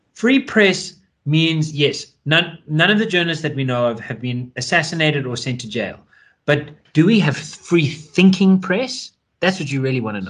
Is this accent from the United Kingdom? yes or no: no; South Africa; As a South African, we've got the 21st birthday as a ritual